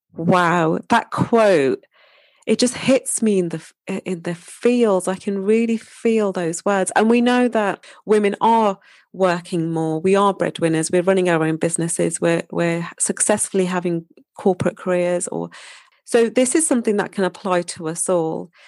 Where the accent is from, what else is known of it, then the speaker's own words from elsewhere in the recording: Wolverhampton, West Midlands, United Kingdom; moved away; my hometown, Wolverhampton